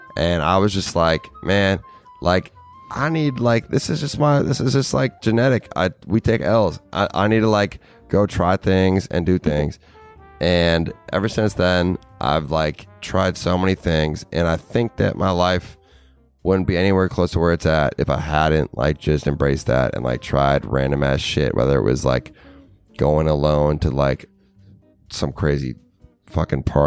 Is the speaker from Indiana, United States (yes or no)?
no; Minnesota, United States; moved away as an adult; I never thought I was going to leave Minnesota when I was 20